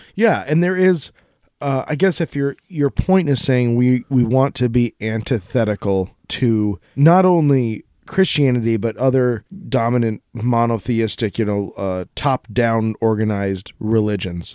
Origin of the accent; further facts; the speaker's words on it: Colorado, United States; I grew up in Colorado